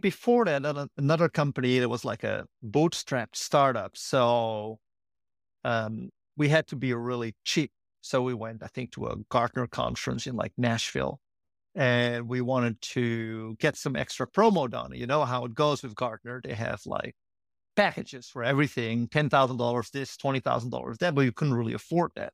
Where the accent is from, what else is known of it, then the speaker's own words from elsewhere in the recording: Netherlands; moved away as an adult; also born or lived in Durham / Berkeley; now in San Francisco, United States; I grew up in the Netherlands